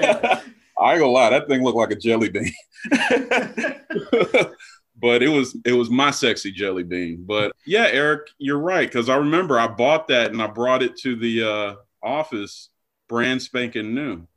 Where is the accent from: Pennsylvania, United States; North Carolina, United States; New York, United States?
North Carolina, United States; Black Mountain; I'm from Western North Carolina in a little town called Black Mountain, which is a suburb of Asheville